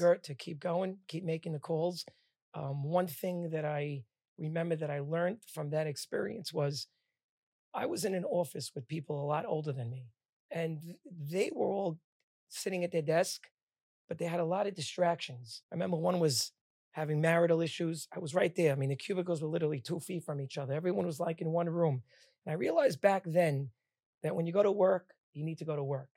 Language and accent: English; Bradley Beach, New Jersey, United States; also born or lived in Queens, New York; I was born in Bradley Beach, New Jersey.